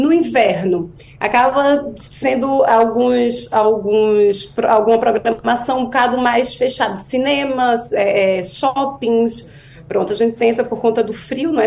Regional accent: Pernambuco, Brazil; accent: Pernambucano; moved away as an adult; now in Portugal; sotaque pernambucano tá aqui.

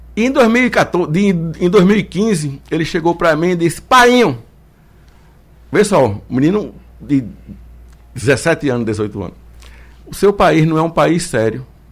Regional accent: Northeast Region, Brazil; accent: nordestino; also born or lived in Pernambuco; eu não tenho vergonha de ser nordestino nem do meu sotaque

